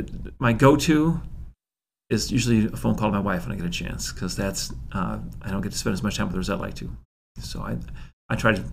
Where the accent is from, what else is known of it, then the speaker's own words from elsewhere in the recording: Aurora, Illinois, United States; born there; while I didn't grow up in Aurora, I was born in Aurora, but I get to spend time more in Aurora now